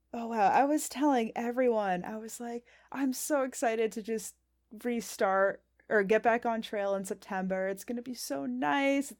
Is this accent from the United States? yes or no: yes; New Hampshire, United States; born or raised there